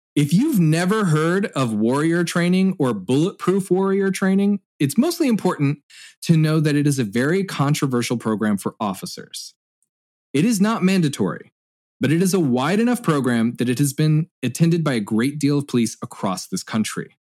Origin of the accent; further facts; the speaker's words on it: Indiana, United States; my home state of Indiana